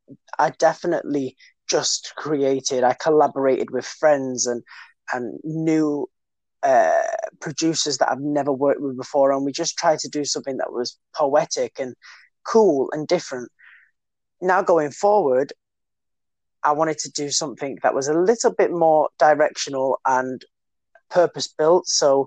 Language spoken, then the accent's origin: English; United Kingdom; but still staying true to who I am as a British person.